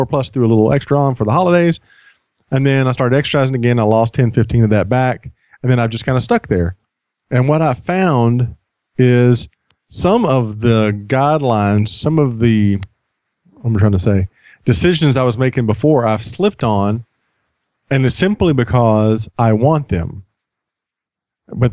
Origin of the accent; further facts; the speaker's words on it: United States; I'm an American